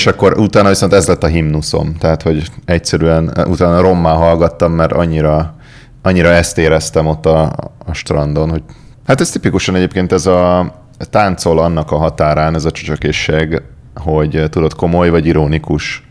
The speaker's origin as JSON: {"language": "Hungarian", "region": "Budapest", "country": "Hungary", "tie": "born or raised there", "said": "ugye én a nyolcadik kerületben nőttem fel"}